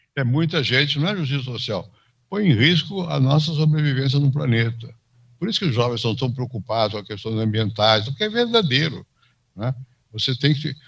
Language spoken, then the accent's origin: Portuguese; São Paulo, Brazil; also born or lived in Rio de Janeiro, Brazil / France / United States; eu nasci no Rio, vim para São Paulo para bastante criança